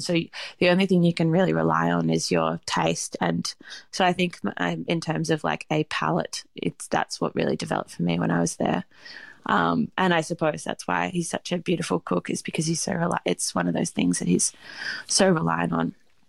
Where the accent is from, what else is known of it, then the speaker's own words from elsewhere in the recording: Australia; because I know also, like, from being Australian, knowing what a pub is